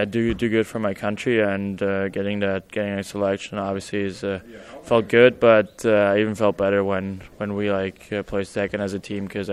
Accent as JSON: {"language": "English", "country": "Germany", "moved": "as an adult", "said": "I'm always proud to play for my home country"}